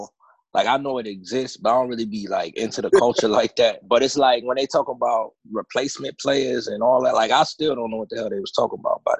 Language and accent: English; New York, United States; I was growing up in New York during that time